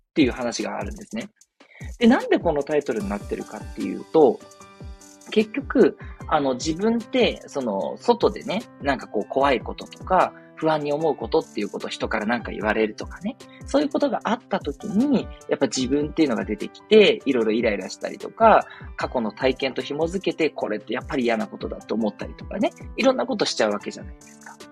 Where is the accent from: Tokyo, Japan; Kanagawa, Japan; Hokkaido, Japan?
Tokyo, Japan; 私たち東京の人間